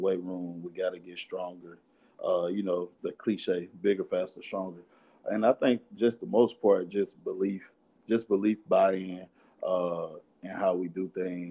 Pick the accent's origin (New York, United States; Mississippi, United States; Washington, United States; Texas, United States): Mississippi, United States; Shuqualak; also born or lived in Kemper County, Mississippi / Meridian, Mississippi; I just tell everybody I'm from Meridian